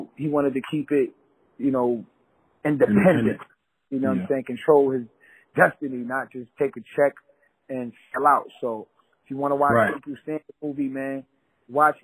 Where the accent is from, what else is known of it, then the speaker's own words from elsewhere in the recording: New York City, New York, United States; also born or lived in Queens; I'm from Brooklyn. Moved to Queens